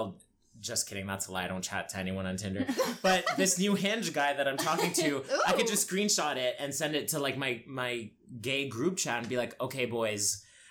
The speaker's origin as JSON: {"language": "English", "town": "London", "region": "Ontario", "country": "Canada", "tie": "born or raised there", "also_born_or_lived": "Egypt", "lives_now": "Toronto, Canada", "said": "I grew up in London, Ontario, which is very small"}